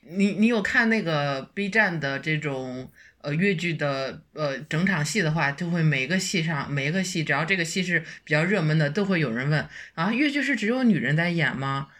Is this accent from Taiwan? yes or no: no; Hebei, China; 土生土长的河北，北方人